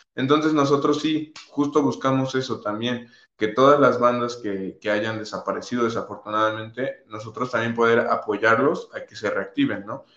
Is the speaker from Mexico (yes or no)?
yes; Mexico; todos somos de la misma comunidad, todos somos mexicanos